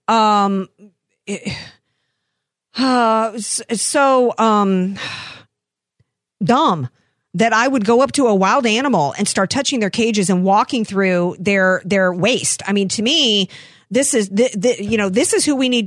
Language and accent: English; the South, United States; I come up from the South, I'm sensitive to bad Southern accents